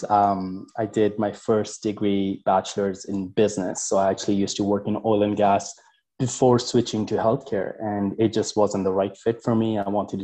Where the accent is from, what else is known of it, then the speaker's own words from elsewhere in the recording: Canada; also born or lived in United Kingdom; I'm from Canada